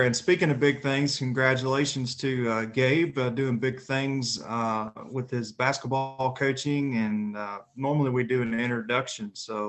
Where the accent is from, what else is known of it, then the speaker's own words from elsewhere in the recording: Tennessee, United States; now in West Virginia, United States; I'm representing my home state of Tennessee today, coming to you from West Virginia.